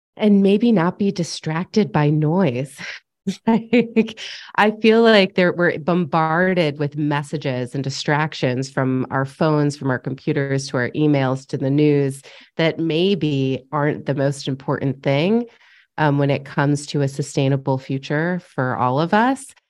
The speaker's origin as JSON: {"language": "English", "region": "upstate New York", "country": "United States", "tie": "born or raised there", "also_born_or_lived": "Los Angeles", "moved": "as an adult", "said": "just moved back to my hometown in upstate New York"}